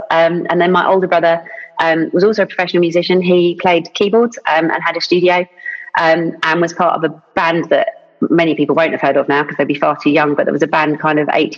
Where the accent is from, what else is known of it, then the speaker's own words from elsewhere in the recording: Banstead, South East England, United Kingdom; I was brought up in Banstead in Surrey